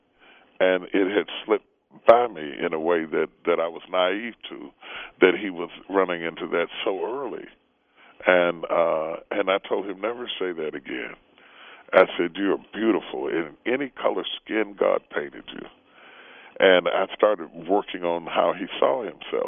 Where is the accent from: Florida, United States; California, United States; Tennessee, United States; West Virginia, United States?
West Virginia, United States; we grew up in West Virginia.